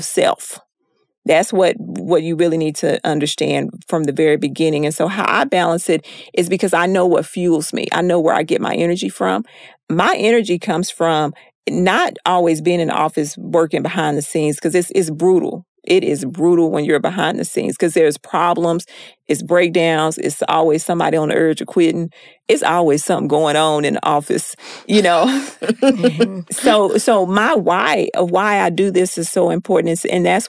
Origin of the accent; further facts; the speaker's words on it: Texas, United States; I'm from Texas